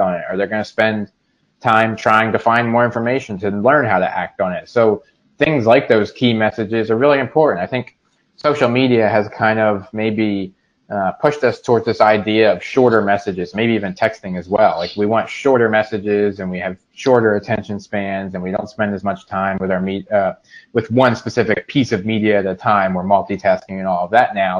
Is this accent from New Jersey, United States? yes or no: yes; Salem County, New Jersey, United States; also born or lived in Mount Laurel, Burlington County, New Jersey; I was originally from Salem County. Uh, I uh, lived there for the first uh, 18 years of my life